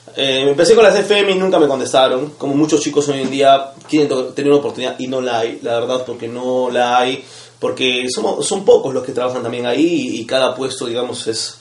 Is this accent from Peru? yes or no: yes; Cusco, Peru; now in Lima, Peru; vengo de Cusco